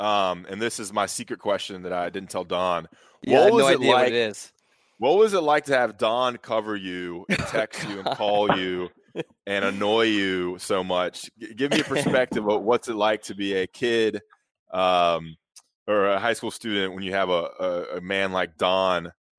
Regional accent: Greensboro, North Carolina, United States; I grew up in Greensboro, Jefferson, so we have the same area code.

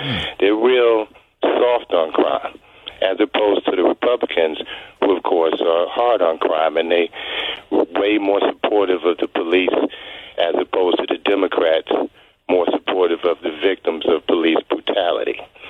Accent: New York, United States; As a New Yorker that lived in New York from Mayor Koch through Mayor Bloomberg

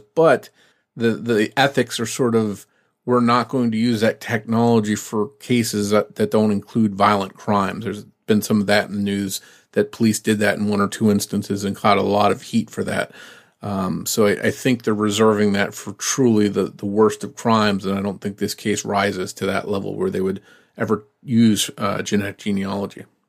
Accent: New Jersey, United States; I was from South Jersey

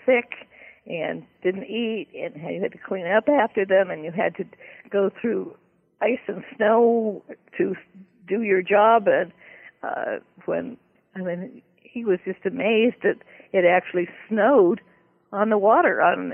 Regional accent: Berkeley, California, United States; I belonged to the Young Authors Club at the Berkeley Daily Gazette where I was growing up in California

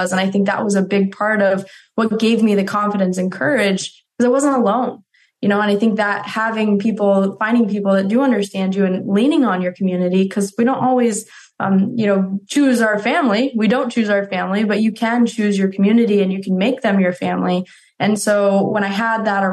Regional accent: Colorado, United States; growing up in Colorado

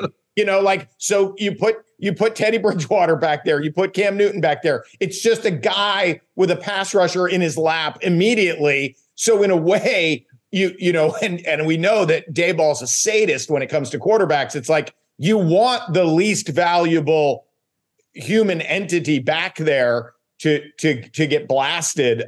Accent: U.S. Virgin Islands; moved away; I grew up in St. Thomas in the Virgin Islands.

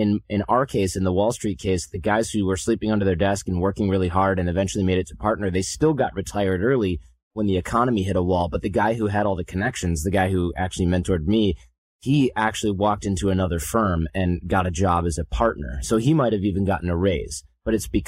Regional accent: United States; being an American

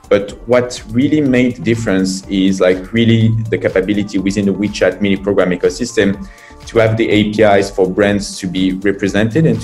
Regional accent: France; moved away as an adult; now in China; I'm from France. I've been in China and started this adventure 9 years ago.

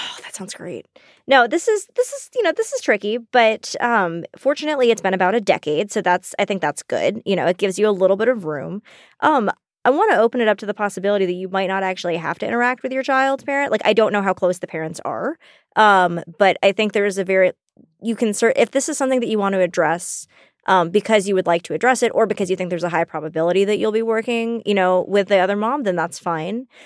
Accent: the South, United States; We grew up in the South

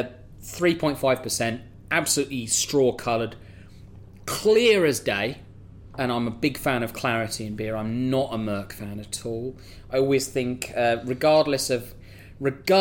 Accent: Kent, South East England, United Kingdom; moved away as an adult; now in London, United Kingdom; I've always been from the south. I'm from Kent

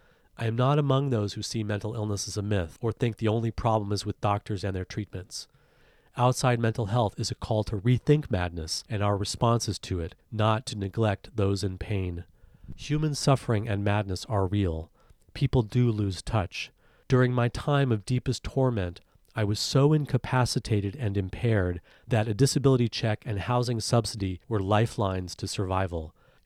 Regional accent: South Carolina, United States; When I was a kid growing up in South Carolina, the reality of violence and power that impacted me so deeply was not spoken about.

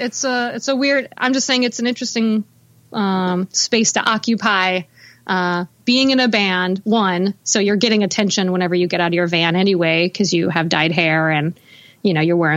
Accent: Houston, Texas, United States; also born or lived in Los Angeles / Nashville; I was born in Houston and, I grew up there. But I actually moved around a lot. My mom moved us around a lot. So I feel like I'm from Texas, but I also feel like I'm from LA.

